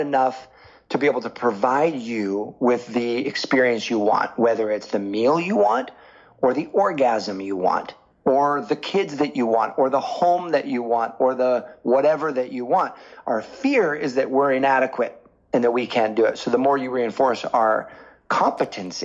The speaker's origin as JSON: {"language": "English", "area": "the Northwest", "region": "Pacific Northwest", "country": "United States", "said": "I was from the Northwest"}